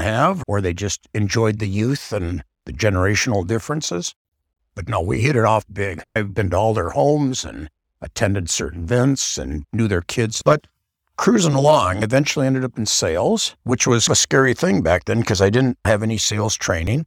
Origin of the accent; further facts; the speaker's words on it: Saint Paul, Minnesota, United States; I was born and raised in Saint Paul, Minnesota.